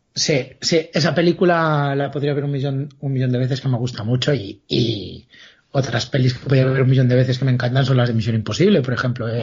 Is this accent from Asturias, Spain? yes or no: no; Galicia, Spain; como buen gallego